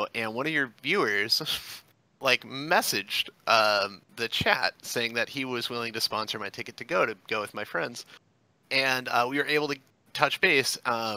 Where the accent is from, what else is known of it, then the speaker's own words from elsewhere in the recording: Flint, Michigan, United States; I'm calling from Flint, Michigan.